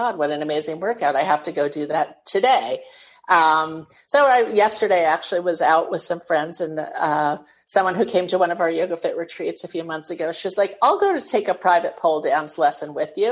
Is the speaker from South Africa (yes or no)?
no; New York City, New York, United States; moved away as an adult; also born or lived in California; now in Fort Lauderdale, United States; born and raised in New York City